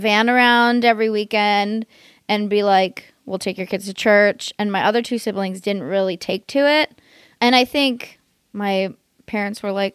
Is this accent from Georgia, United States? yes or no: no; Bay Area, California, United States; When I was a kid, I grew up in the Bay Area.